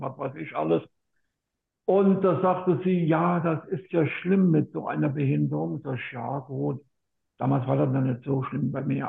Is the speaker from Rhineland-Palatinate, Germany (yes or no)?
yes; Lahnstein, Rhineland-Palatinate, Germany; Ich komme aus Lahnstein, das liegt in Rheinland-Pfalz.